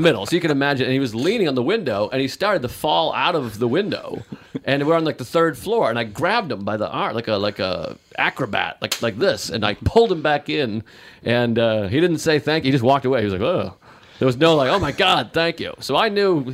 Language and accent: English; Whitman, Massachusetts, United States; I grew up in Whitman, Massachusetts, about 40 minutes